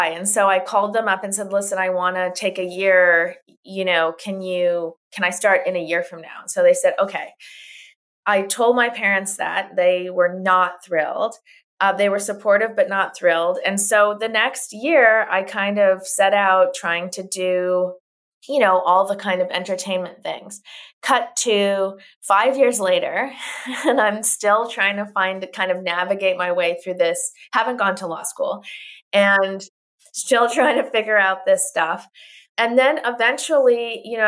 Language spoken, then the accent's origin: English; Winnipeg, Manitoba, Canada; I'm Canadian. I'm born in Winnipeg, Manitoba, Canada